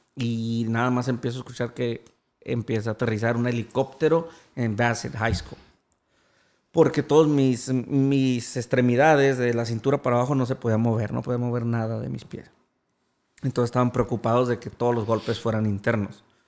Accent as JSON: {"language": "Spanish", "town": "Jerez", "region": "Zacatecas", "country": "Mexico", "tie": "born or raised there", "said": "Jerez, Zacatecas, donde soy nativo"}